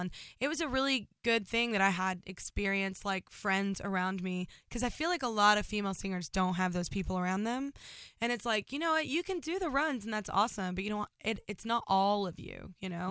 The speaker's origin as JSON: {"language": "English", "town": "Burleson", "region": "Texas", "country": "United States"}